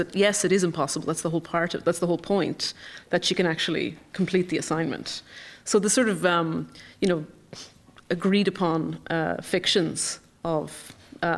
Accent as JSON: {"language": "English", "area": "County Longford", "region": "Leinster", "country": "Ireland", "moved": "yes", "said": "I'm from County Longford, and I was home on holiday at one point"}